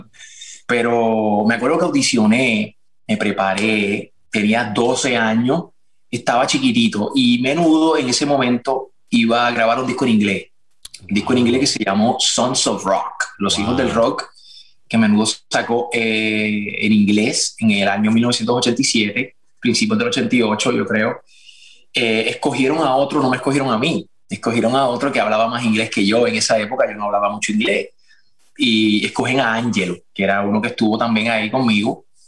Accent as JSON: {"language": "Spanish", "country": "Puerto Rico", "also_born_or_lived": "Miami", "moved": "as an adult", "said": "soy de Puerto Rico, somos de Puerto Rico, en Puerto Rico somos bien musicales."}